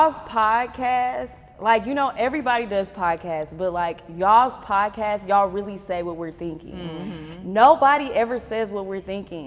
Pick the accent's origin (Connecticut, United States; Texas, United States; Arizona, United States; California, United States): Texas, United States; I'm from Texas